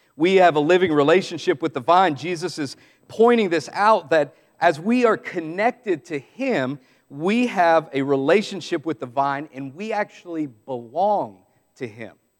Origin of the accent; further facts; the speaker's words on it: Southeast, United States; some of us growing up in the Southeast